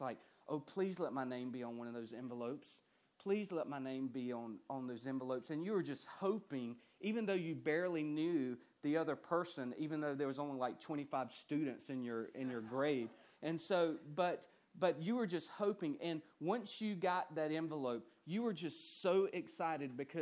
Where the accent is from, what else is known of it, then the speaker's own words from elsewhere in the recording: central Georgia, United States; the town that I grew up in was a very, very rural town, okay? So the highlight, the grocery store that they had was a Walmart. And that was about it, that and a Harvey's. And so there was one high school, one middle school, one elementary school. And so, I mean, it was just a very small town in central Georgia